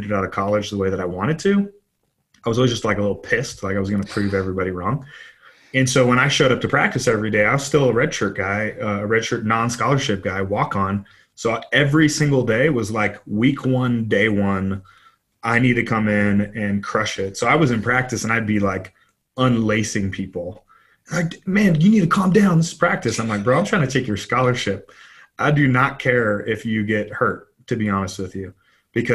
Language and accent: English; Los Angeles, California, United States; Yeah, I grew up in Los Angeles, California, blue collar to a blue collar family